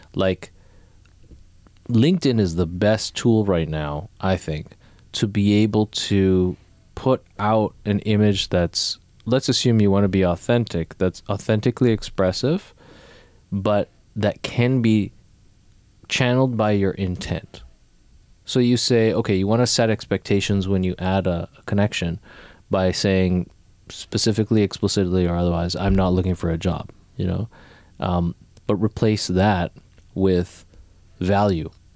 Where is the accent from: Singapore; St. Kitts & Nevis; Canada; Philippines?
Canada; moved away as an adult; also born or lived in New York; like me, like born in Canada